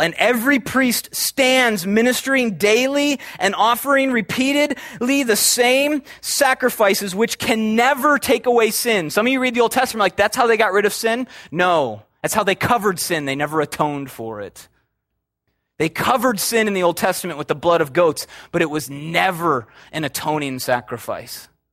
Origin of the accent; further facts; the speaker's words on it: Chicago, Illinois, United States; I'm from Chicago